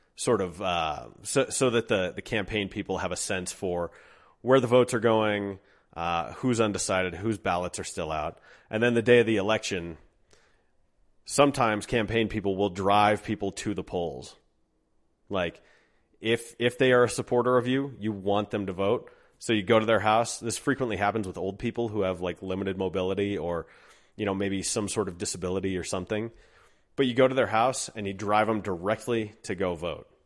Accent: Golden, Colorado, United States; also born or lived in Denver; my hometown of Golden

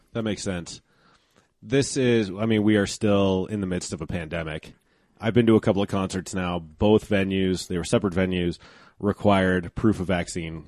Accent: Golden, Colorado, United States; this is my hometown

